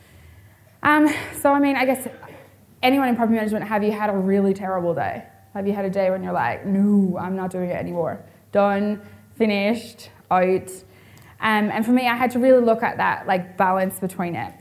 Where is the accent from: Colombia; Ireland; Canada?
Ireland; moved away as an adult; now in Perth, Australia; I'm originally from Ireland